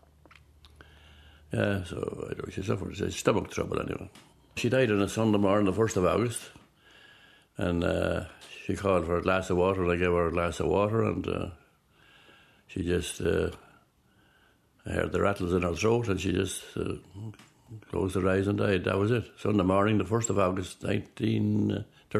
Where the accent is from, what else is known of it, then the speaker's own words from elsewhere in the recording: Inishmore, Butlersbridge, County Cavan, Ireland; also born or lived in Armard, County Cavan; now in Loughlinstown, County Dublin, Ireland; I was born in Inishmore. Inishmore, that's Buttersbridge, Inishmore, Buttersbridge, County Cavan. We moved then up to a place called Armard